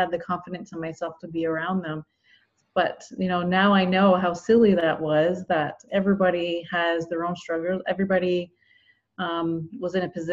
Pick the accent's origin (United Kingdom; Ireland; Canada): Canada; Campbellford, Ontario; also born or lived in Scarborough, Ontario / Pickering, Ontario; from Campbellford, Ontario. I've lived here most of my life, but I was in Scarborough and Pickering prior to that.